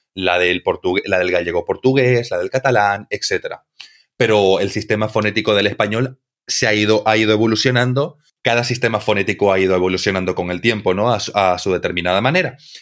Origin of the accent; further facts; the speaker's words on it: Santa Cruz de la Sierra, Santa Cruz, Bolivia; yo vengo de Santa Cruz, eh, que está en Bolivia